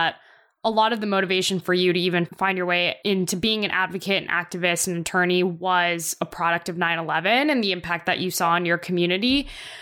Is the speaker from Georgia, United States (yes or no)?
yes; Atlanta, Georgia, United States; I grew up in Atlanta and I grew up in a very robust South Asian